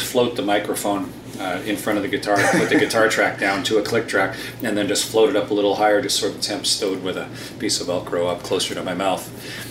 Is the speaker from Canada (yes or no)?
yes; Sarnia, Ontario, Canada; I was born in Sarnia, and then my folks moved to a farm when I was about eight or seven or eight, and so I grew up on a corn farm